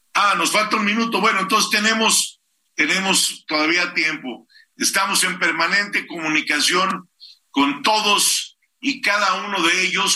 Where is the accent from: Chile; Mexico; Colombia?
Mexico; Soy orgullosamente mexicano y quiero mucho a mi país